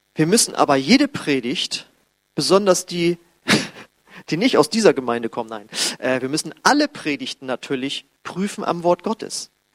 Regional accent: Germany; wir als Deutsche

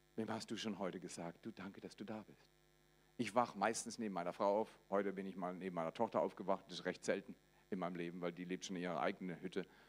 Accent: Black Forest, Baden-Württemberg, Germany; Ich komme aus dem Schwarzwald, das ist in Baden-Württemberg, aber zuerst in Baden.

